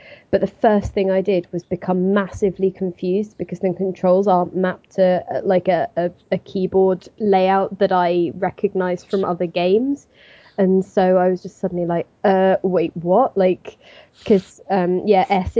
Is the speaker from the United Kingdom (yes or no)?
yes; England, United Kingdom; I'm not Russian, I'm English